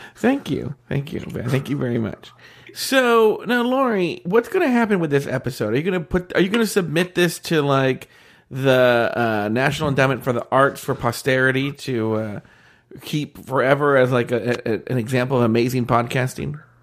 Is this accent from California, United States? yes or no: yes; Orange County, California, United States; we're from Orange County